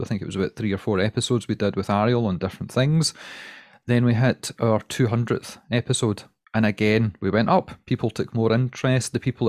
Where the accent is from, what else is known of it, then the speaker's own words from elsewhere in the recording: Scotland, United Kingdom; And we're also Scottish. And the Scottish part really helps us out, because everybody in America loves Scotland and they love a Scottish accent, and we can do no wrong.